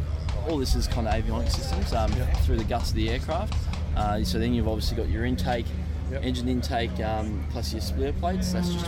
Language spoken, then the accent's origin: English; Brisbane, Queensland, Australia; moved away; I'm from Brisbane originally, so had all my high school, all my uni in Brisbane